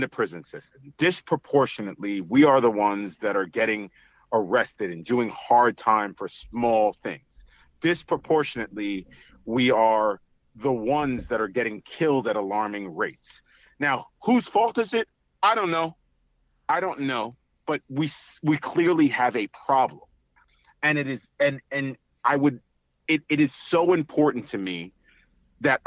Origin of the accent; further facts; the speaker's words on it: New York City, New York, United States; growing up in Staten Island